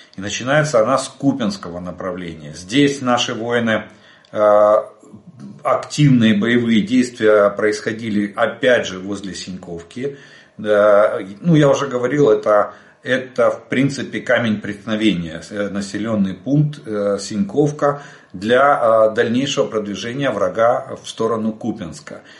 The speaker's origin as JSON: {"language": "Russian", "country": "Ukraine", "said": "мы из Украины"}